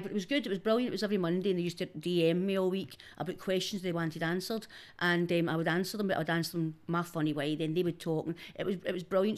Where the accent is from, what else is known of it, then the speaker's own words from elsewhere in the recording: Glasgow, Scotland, United Kingdom; I'm from Denison